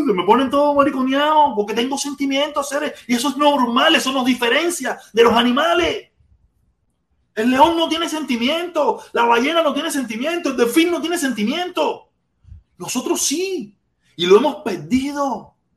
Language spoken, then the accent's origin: Spanish; Cuba; moved away; Yo salí de Cuba con mucho, mucho, mucho odio